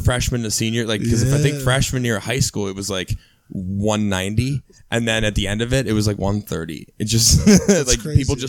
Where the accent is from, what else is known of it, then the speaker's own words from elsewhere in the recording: Cleveland, Ohio, United States; born and raised Old Brooklyn, born and raised Cleveland.